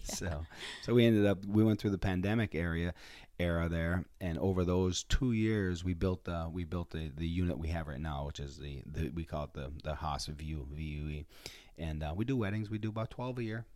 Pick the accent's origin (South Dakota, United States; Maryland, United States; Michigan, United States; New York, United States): Michigan, United States; Copper City; I, uh, was born and raised in, um, in Copper City, Michigan